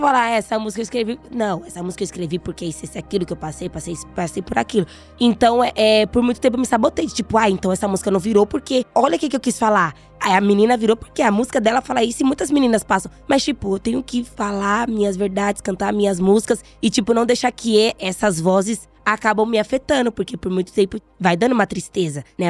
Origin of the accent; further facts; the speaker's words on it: Brazil; Eu sou brasileira